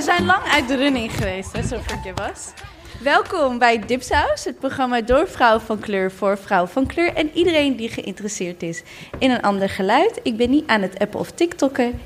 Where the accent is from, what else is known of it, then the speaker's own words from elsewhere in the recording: Maarssen, Utrecht, Netherlands; Ik ben opgegroeid in Maarsen.